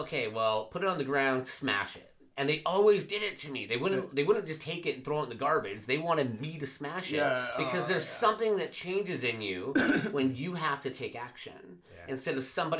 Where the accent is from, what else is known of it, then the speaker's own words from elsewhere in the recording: Vancouver, British Columbia, Canada; I was raised in Vancouver, and I went back about 2 years ago to go see family.